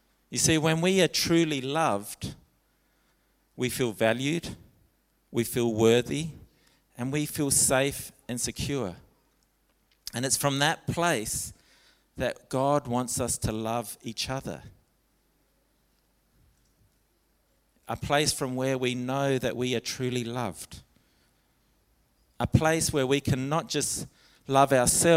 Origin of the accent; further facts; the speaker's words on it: Alice Springs, Northern Territory, Australia; I grew up in Alice Springs